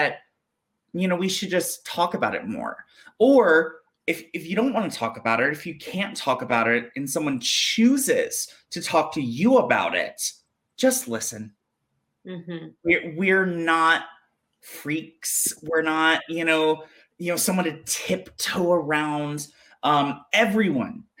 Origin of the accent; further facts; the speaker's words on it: Jackson, Mississippi, United States; also born or lived in South Carolina; I was born in Possum Kingdom, South Carolina, and I grew up in Jackson, Mississippi.